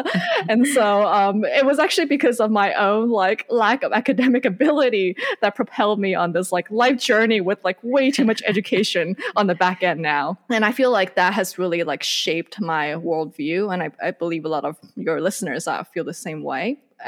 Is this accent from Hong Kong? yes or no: yes; Hong Kong; first language Cantonese; English is a second language; also born or lived in Indonesia / Malaysia; I grew up in Hong Kong, Indonesia, and Malaysia. And I grew up speaking Cantonese and a little bit of Mandarin. That's what my parents speak at home, and my brother as well. And I learned English when I was about 7 or 8.